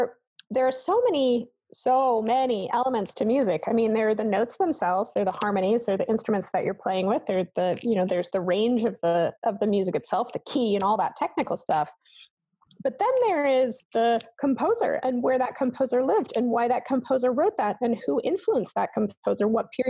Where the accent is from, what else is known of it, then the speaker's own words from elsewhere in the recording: Germany; So I grew up in Germany, so I grew up under gray skies, wearing a lot of clothing with no not very interesting spices in the food that we could get, and in a classical household.